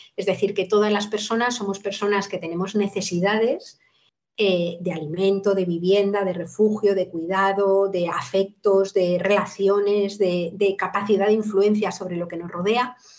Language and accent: Spanish; Madrid, Community of Madrid, Spain; moved away as an adult; now in Cantabria, Spain; yo soy madrileña de nacimiento y he vivido en Madrid la mayor parte de, mi vida